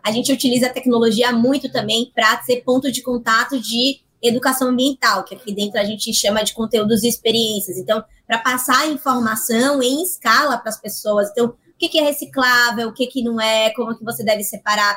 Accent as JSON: {"language": "Portuguese", "town": "Salvador", "region": "Bahia", "country": "Brazil", "said": "eu sou de Salvador, eu sou nordestina"}